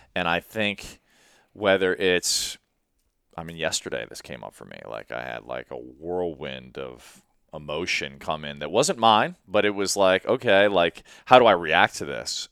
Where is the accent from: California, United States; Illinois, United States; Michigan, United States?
Illinois, United States; Chicago; moved away as an adult; also born or lived in Sri Lanka; I grew up in Chicago